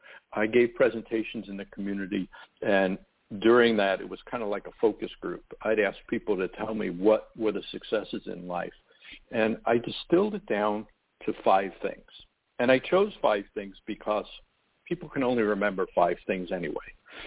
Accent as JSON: {"language": "English", "town": "Long Island", "region": "New York", "country": "United States", "tie": "born or raised there", "said": "I grew up on Long Island, New York, and I always wanted to be a doctor."}